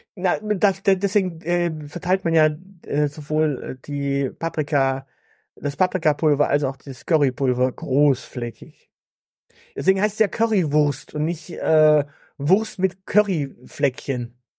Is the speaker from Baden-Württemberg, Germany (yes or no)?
yes; Stuttgart, Baden-Württemberg, Germany; bei uns in Stuttgart